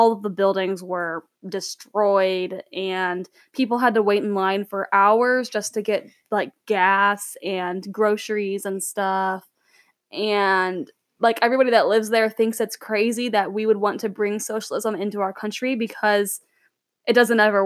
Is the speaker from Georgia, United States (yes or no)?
no; St. Louis, Missouri, United States; I'm from St. Louis.